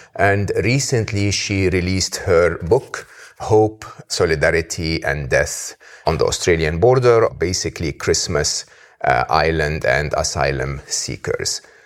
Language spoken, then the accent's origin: English; Egypt; someone like me, born and raised in Egypt